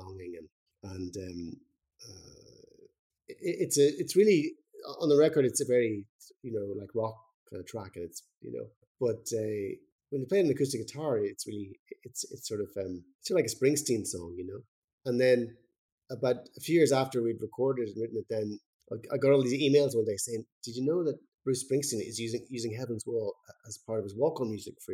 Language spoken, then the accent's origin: English; Ireland; us being Irish